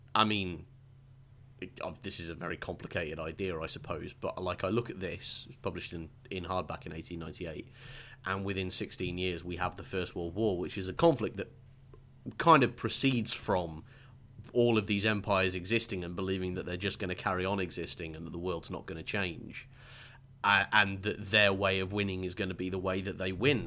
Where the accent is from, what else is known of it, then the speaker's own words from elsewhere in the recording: England, United Kingdom; as an English person